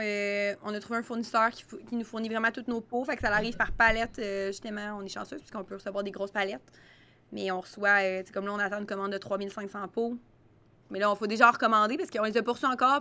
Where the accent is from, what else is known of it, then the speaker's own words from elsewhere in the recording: Trois-Rivières, Quebec, Canada; on vient de Trois-Rivières